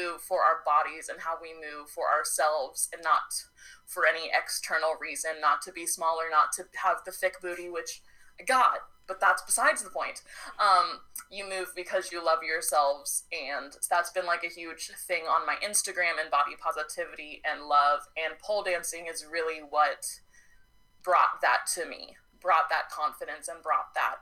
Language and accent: English; Oregon, United States; now in Texas, United States; I was born in Oregon, so I have that vibe, but I'm a Texas baby now